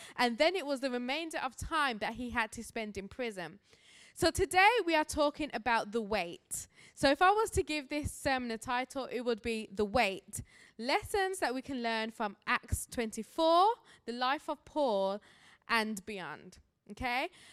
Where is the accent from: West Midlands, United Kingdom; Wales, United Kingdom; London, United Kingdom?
West Midlands, United Kingdom; Birmingham; moved away as an adult; now in Grand Rapids, United States; I do have an accent, as I'm a missionary here from Birmingham, England